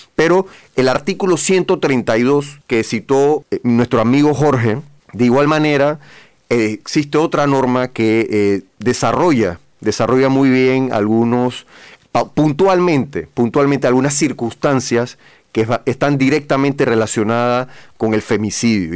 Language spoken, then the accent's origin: Spanish; Panama; como panameños